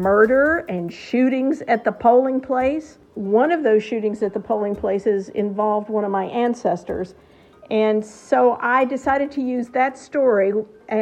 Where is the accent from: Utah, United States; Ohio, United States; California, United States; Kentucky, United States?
Kentucky, United States; I was born and raised in Kentucky